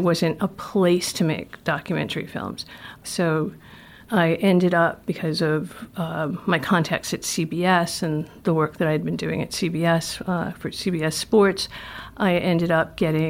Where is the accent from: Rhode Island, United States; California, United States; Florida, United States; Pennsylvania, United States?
Rhode Island, United States; Providence; Growing up in Providence.